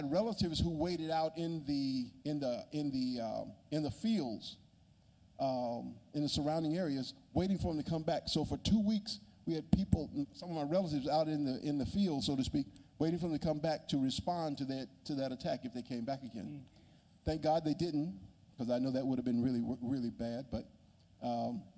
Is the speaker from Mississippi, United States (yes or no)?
yes; Magee, Mississippi, United States; also born or lived in Mendenhall, Mississippi; I grew up in McGee, Mississippi, which is about 40 miles south of Jackson.